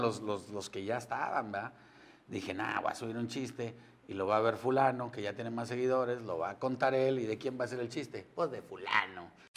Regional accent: San Nicolás de los Garza, Nuevo León, Mexico; yo soy de San Nicolás de los Garza. Yo nací ahí en la Clínica 6, ahí en la Avenida Universidad. Me crié en la colonia Chapultepec

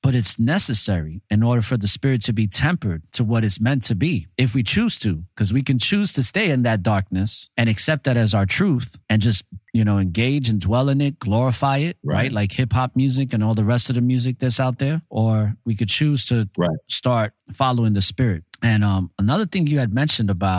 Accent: New York City, New York, United States; A lot of us growing up in New York City, in the Bronx, especially the Latinos

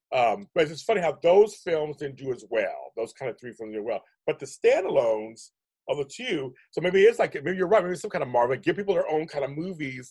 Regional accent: Pittsburgh, Pennsylvania, United States; now in California, United States; I'm from Pittsburgh

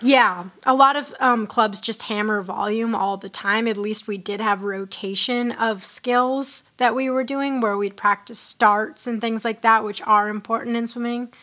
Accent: Hanover, New Hampshire, United States; my hometown in like Hanover

